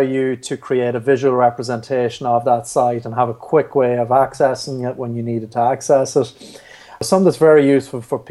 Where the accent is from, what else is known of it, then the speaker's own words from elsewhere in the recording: Carrickmacross, Ulster, Ireland; So I'm from Carrickmacross in County Monaghan